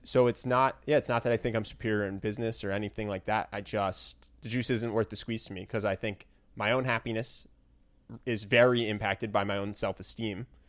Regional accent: United States

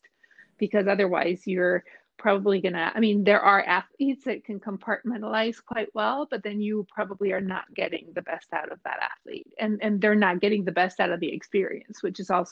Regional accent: Mexico; moved away as an adult; now in United States; I'm originally from Mexico, so I worked in Mexico

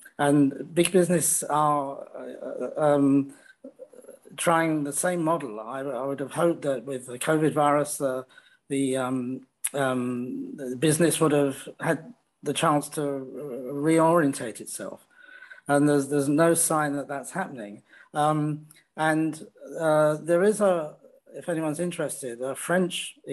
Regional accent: United Kingdom; also born or lived in France / Netherlands / New Zealand / Canada; now in China; in Britain, you know, we have a different idea of liberty

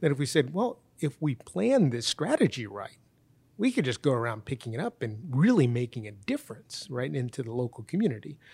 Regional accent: United States; I was born in the United States, my wife was born in the United States, and my kids were born in the United States

